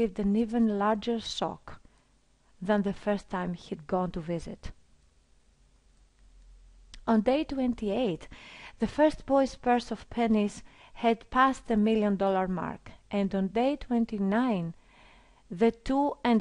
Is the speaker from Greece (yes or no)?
yes; Greece; I come from Greece